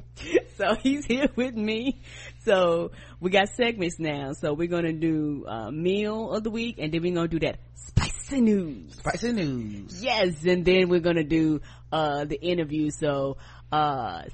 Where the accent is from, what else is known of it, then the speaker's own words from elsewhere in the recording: the South, United States; I'm from the South.